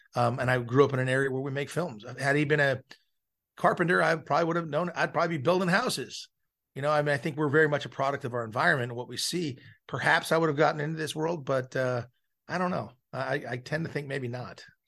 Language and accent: English; Malibu, California, United States; I grew up in Malibu, California, so I grew up the son of a film director